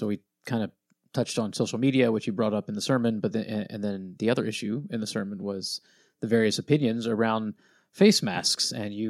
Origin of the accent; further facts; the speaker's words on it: Pennsylvania, United States; I grew up in Pennsylvania, right outside of Lancaster County, so we had lots of Amish.